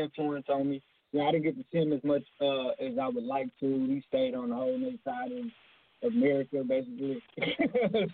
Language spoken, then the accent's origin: English; Houston, Texas, United States; I'm from Houston, Texas, South Side, South Park, Jurassic Park, as we call it